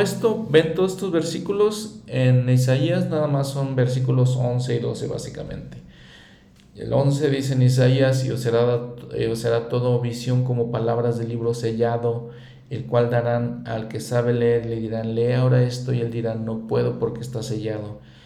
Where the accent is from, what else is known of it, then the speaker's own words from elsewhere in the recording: Mexico; como mexicano, para mí el libro de Mormón me enseña muchas cosas